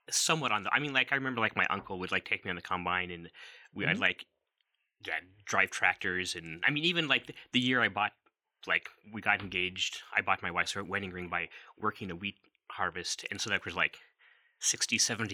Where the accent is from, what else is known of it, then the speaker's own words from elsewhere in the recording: Newton, Kansas, United States; moved away; I'm originally from Kansas, Newton, Kansas.